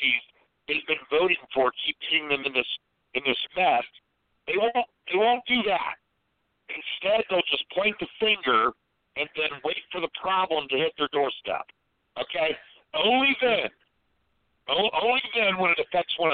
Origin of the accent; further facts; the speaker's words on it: Columbus, Ohio, United States; my hometown is another one, Columbus, Ohio